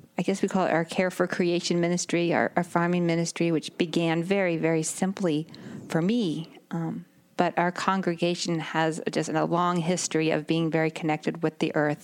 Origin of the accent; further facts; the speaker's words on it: Northern California, United States; moved away; I grew up in Northern California